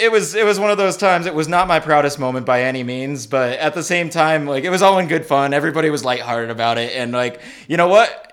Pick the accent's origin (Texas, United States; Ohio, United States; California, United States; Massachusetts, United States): Massachusetts, United States; I'm, I'm from Massachusetts, so I butcher most words.